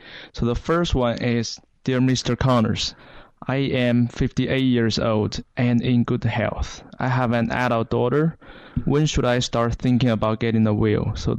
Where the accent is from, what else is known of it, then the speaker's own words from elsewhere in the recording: southeast China, China; moved away as an adult; also born or lived in Cleveland, Ohio; now in United States; I'm from China and the southeast part of China.